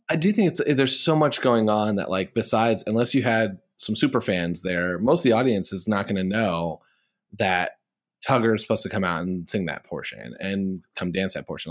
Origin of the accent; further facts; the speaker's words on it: Midwest, United States; I'm a Midwesterner